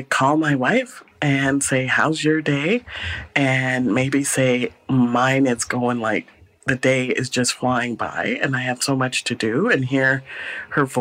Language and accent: English; Guyana; also born or lived in Calgary, Canada; now in Vancouver, Canada; I was born in Guyana